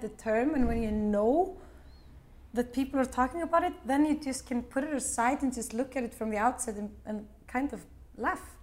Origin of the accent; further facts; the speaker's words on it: Iceland; we are from Iceland